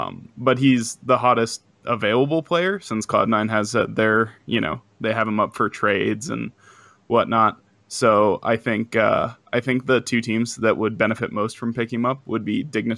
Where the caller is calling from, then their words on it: Montana, United States; I'm calling from Montana.